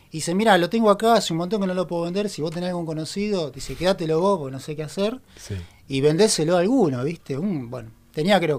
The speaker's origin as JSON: {"language": "Spanish", "town": "Merlo", "region": "Buenos Aires Province", "country": "Argentina", "tie": "born or raised there", "also_born_or_lived": "Ituzaingó / Castelar", "said": "Nací en Buenos Aires. Eh, bien. en la ciudad de eh, Merlo. Después me mudé a Ituzaingó. Eh, y después ya me mudé a Castelar y ahí quedé"}